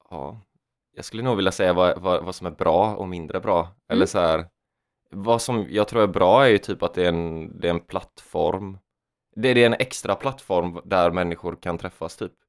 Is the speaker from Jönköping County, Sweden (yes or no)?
yes; Jönköping, Jönköping County, Sweden; moved away; Jönköping där jag är ifrån.